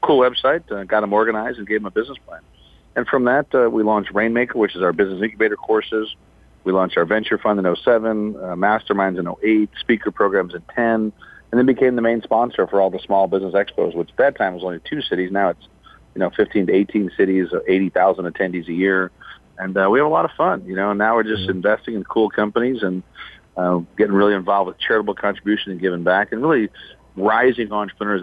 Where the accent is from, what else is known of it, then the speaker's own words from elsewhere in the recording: Chicago, Illinois, United States; born and raised in Chicago